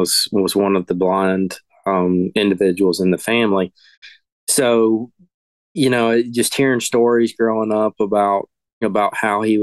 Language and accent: English; the Piedmont of North Carolina, United States; I grew up in the Piedmont of North Carolina